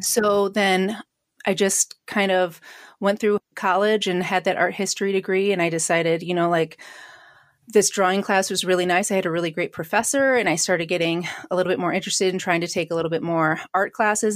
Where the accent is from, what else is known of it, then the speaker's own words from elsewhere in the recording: Syracuse, New York, United States; I grew up in Syracuse